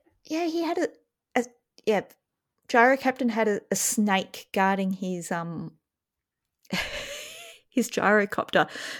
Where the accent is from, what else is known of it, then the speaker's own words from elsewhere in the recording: Australia; I was brought up in Australia. I don't like snakes.